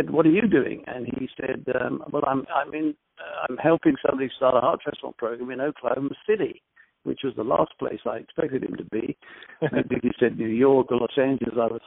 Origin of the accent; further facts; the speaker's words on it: London, United Kingdom; moved away as an adult; also born or lived in Alabama, United States; now in Birmingham, Alabama, United States; I was born in London, and I studied medicine at Guy's Hospital Medical School